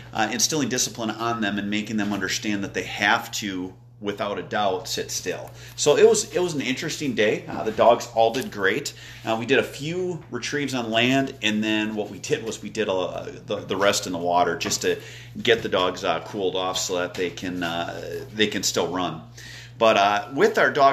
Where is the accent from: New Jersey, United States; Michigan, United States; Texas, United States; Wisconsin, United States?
Wisconsin, United States; moved away; I'm from Wisconsin